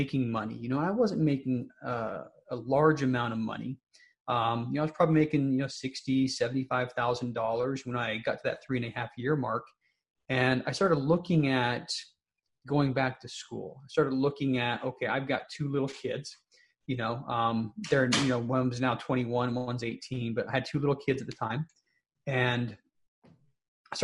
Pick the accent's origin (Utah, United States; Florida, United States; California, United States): Utah, United States; Salt Lake City; moved away as an adult; also born or lived in St. Paul, Minnesota; University of Utah, which is, you know, in my hometown, Salt Lake City.